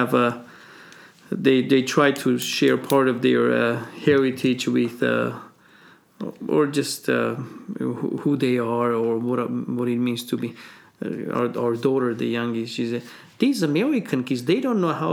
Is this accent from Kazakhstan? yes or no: no; Armenia; now in United States; I said, Armenia